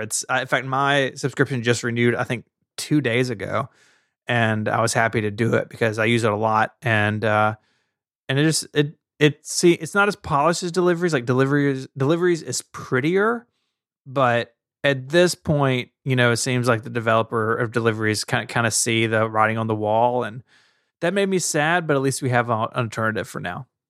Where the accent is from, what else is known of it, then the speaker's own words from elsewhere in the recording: Tennessee, United States; I'm from Tennessee and I talk the way that I talk